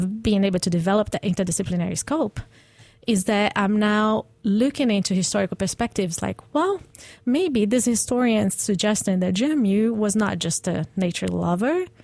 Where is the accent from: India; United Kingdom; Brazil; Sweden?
Brazil; moved away as an adult; I'm Brazilian, so I grew up in the Atlantic Ocean in Brazil, where it's warm and you can actually swim in.